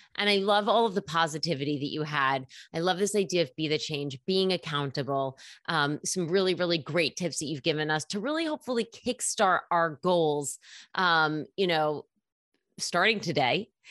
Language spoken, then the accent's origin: English; New York City, New York, United States; as a New Yorker, there's so many gyms here